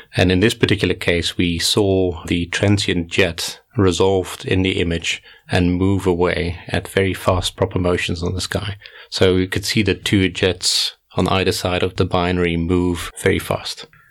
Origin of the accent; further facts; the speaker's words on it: Netherlands; moved away as an adult; also born or lived in South Africa; now in Cape Town, South Africa; So I grew up in the Netherlands, did my first degree in the University of Groningen